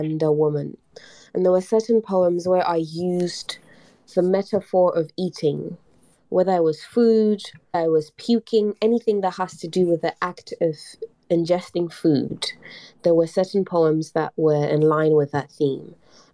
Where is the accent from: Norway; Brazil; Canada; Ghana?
Ghana; I talk a lot about my identity as a Black woman, as an artist, as a poet, as a Ghanaian